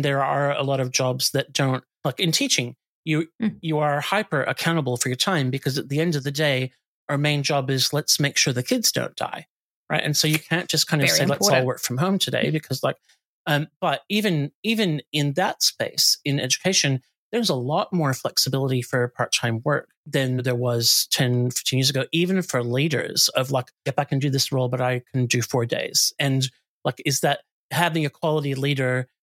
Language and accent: English; United States; moved away; I grew up in the States